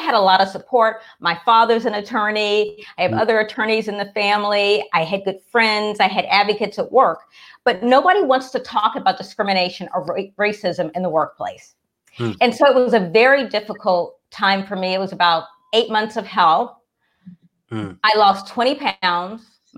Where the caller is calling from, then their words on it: Washington, District of Columbia, United States; No, I'm in Washington, D.C.